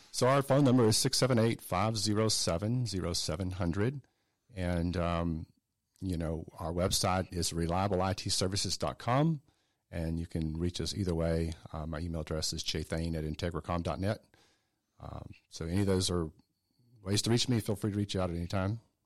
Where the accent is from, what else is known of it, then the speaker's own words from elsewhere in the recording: South Georgia, United States; also born or lived in Atlanta; I grew up in South Georgia. Uh, so I'm a native Georgian. I'm not native to Atlanta. I moved here in nineteen eighty-eight